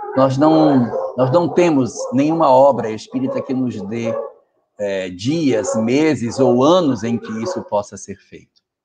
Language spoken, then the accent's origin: Portuguese; North Region, Brazil; A região norte, de onde eu venho, da qual eu pertenço, onde vivo, ela tem muito disso.